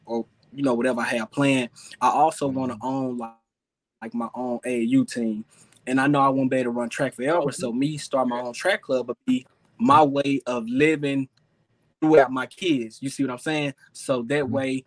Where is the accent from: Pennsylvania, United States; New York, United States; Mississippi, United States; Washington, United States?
Mississippi, United States; Jackson; my hometown, Jackson, Mississippi.